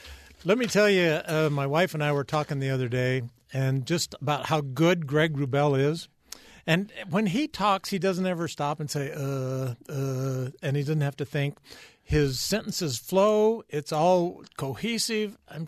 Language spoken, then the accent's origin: English; Taylorville, Illinois, United States; born there; Well, I was born in Central Illinois